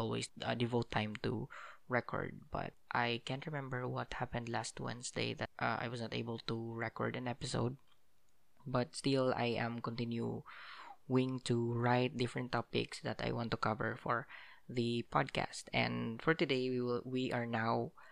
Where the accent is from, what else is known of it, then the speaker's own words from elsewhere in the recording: Philippines; I spent most of the days in the holidays in my hometown. And especially that, as I've mentioned from the previous episodes, that our area has been badly devastated by a strong typhoon, Typhoon Odette